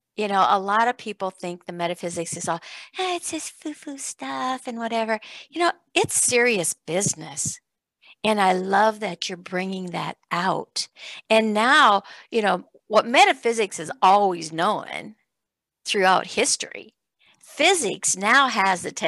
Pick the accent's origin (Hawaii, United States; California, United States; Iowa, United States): Iowa, United States; growing up in Iowa on a farm, there wasn't a whole lot of anything out there.